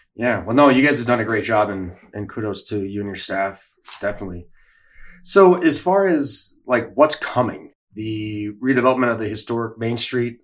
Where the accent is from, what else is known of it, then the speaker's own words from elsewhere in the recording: Watertown, Wisconsin, United States; hometown product as well